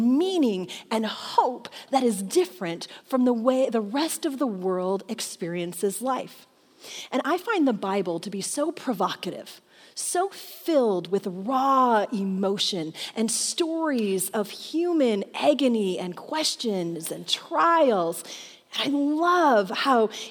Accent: Michigan, United States; moved away; I grew up in Michigan in the Midwest.

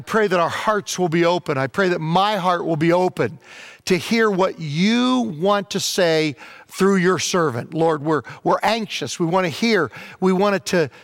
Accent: Southern Virginia, United States; when I was a kid, growing up in Virginia at our Presbyterian church that I went to there in Southern Virginia

